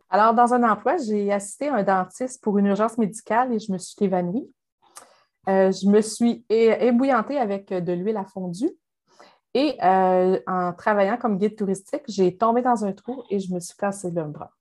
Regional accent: Saint-Prosper, Quebec, Canada; moved away as an adult; also born or lived in Sherbrooke; now in Outaouais, Canada; je viens de Saint-Prosper, de Dorchester, qui est à côté de Saint-Georges-de-Beauce

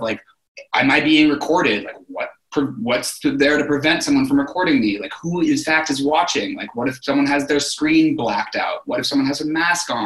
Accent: Berkeley, California, United States; also born or lived in New York; now in San Francisco, United States; I grew up in Berkeley, California, in the Bay Area.

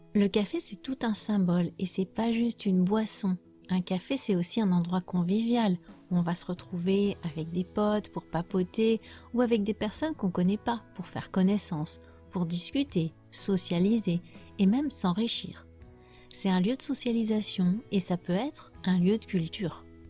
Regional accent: France; je suis française

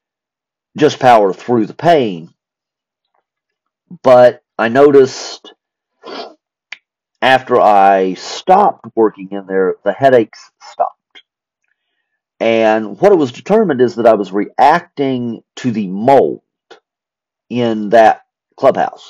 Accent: Spencer, West Virginia, United States; moved away as an adult; also born or lived in North Carolina; we had moved to my hometown of Spencer, West Virginia

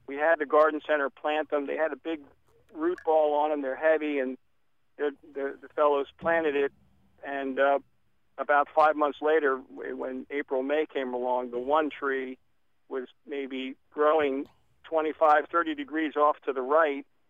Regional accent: Philadelphia, Pennsylvania, United States; also born or lived in Erdenheim, Pennsylvania; now in Gladstone, United States; I'm a Philly boy, uh, but sixty miles north

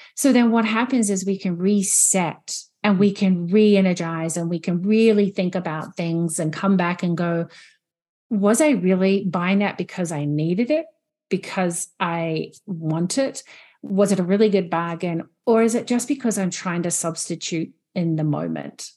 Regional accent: New Zealand; moved away as an adult; now in Canada; I'm originally from New Zealand, and I'm living in Canada at the moment. So being here for twelve years

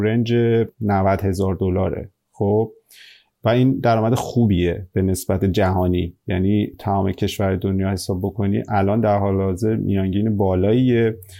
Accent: Iran; now in Australia

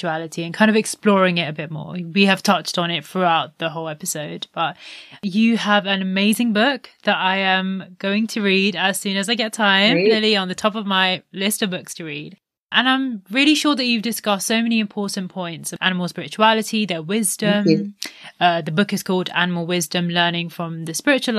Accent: India; Particularly being an Indian

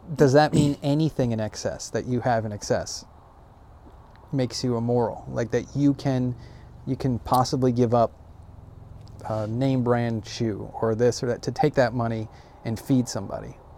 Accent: United States; I'm an American

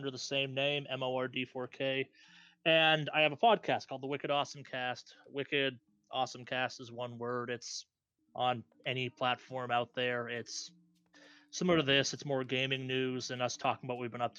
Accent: Boston, Massachusetts, United States; my hometown

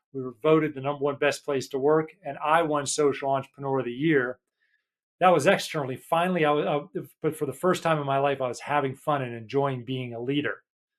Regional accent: United States; now in United Kingdom; And I'm American, living in the UK, like David said.

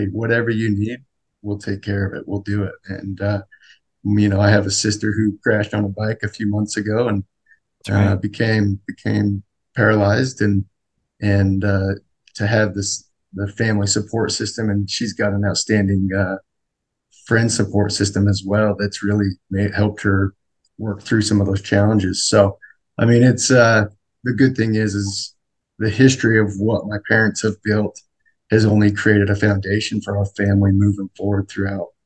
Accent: Sandy, Utah, United States; I grew up in Sandy, like you said, family of 10 with 8 kids.

